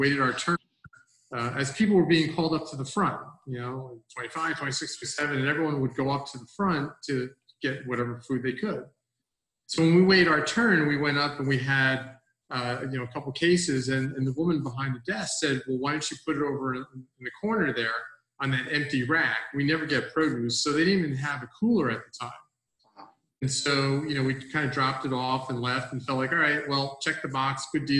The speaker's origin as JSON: {"language": "English", "area": "Bergen County", "region": "New Jersey", "country": "United States", "tie": "born or raised there", "moved": "as an adult", "lives_now": "Hunterdon County, United States", "said": "I grew up in Bergen County"}